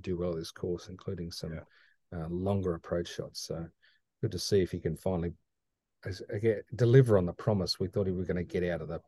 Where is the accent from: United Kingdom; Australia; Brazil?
Australia; moved away; I come from Australia